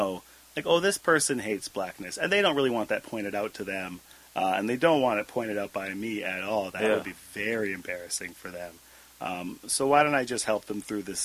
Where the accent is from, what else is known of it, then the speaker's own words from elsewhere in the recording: Abbotsford, British Columbia, Canada; I learned again and again growing up in Abbotsford